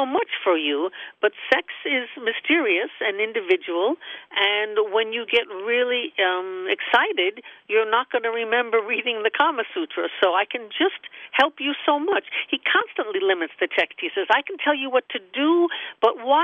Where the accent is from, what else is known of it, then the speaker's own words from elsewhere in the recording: United States; I'm an American scholar